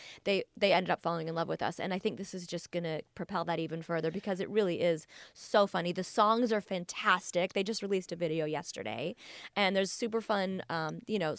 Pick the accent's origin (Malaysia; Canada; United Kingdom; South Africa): Canada; Toronto, Ontario; I grew up in Toronto